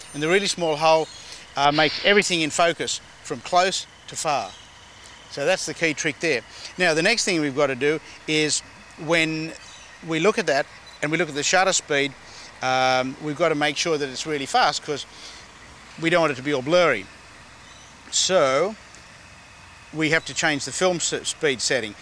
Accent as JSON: {"language": "English", "town": "Sydney", "region": "New South Wales", "country": "Australia", "tie": "born or raised there", "moved": "yes", "lives_now": "Los Angeles, United States", "said": "from Los Angeles, but we're here in my hometown of Sydney"}